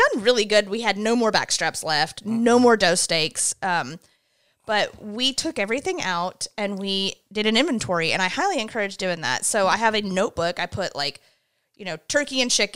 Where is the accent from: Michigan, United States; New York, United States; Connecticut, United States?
New York, United States; South Glens Falls; moved away; it's in South Glens Falls, New York, my hometown